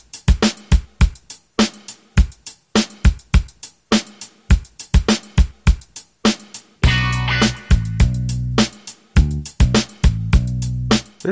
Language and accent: English; Haiti; moved away as an adult; now in Canada; I grew up in Haiti, all the way through high school. Then I came to Canada for college